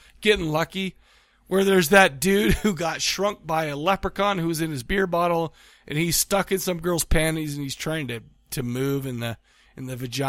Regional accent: Farmington, Utah, United States; growing up in Farmington, Utah

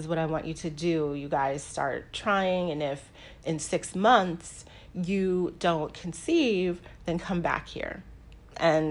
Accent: Washington, District of Columbia, United States; moved away as an adult; also born or lived in Mississippi / Virginia; now in New Jersey, United States; I grew up in D.C. That is where I had my formative years in the DMV area, as it's called now.

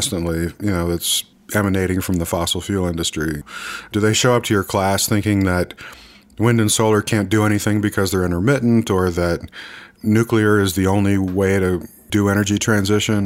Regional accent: United States; I'm an American man

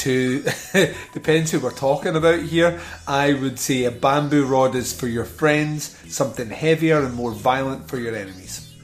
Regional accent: Scotland, United Kingdom; I'm Scottish

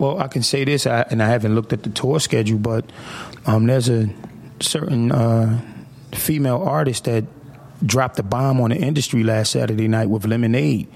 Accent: Atlantic City, New Jersey, United States; I was born in Atlantic City. Um, I grew up in a you know in the Virginia Avenue core area in the '80s

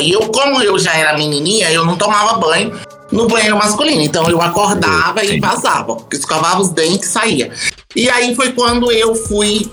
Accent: Morro do Chapéu, Bahia, Brazil; now in São Paulo, Brazil; Eu sou da Bahia, eu sou de Morro do Chapéu, lá na Chapada Diamantina

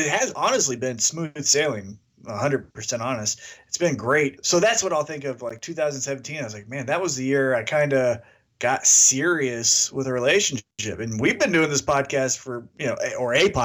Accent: Kansas City, United States; that's my hometown

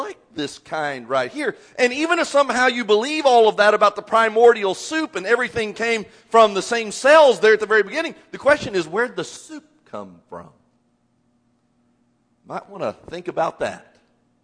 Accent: Indiana, United States; moved away as an adult; now in Texas, United States; having grown up in Indiana.

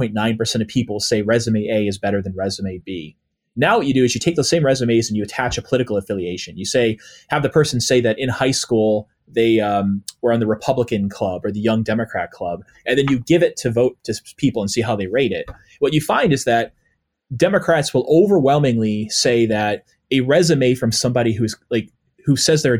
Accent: New England, United States; when I'm growing up in the New England area

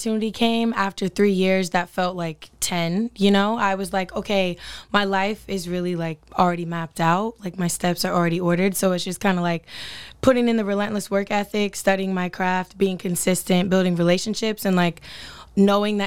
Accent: Sacramento, California, United States; also born or lived in Los Angeles, California; born and raised in Sacramento, California. Moved to L.A. right after high school to chase the dream

